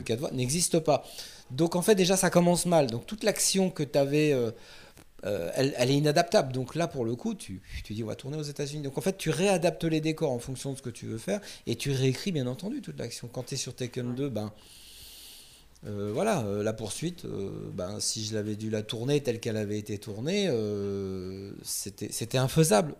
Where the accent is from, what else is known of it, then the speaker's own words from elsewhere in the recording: France; on est français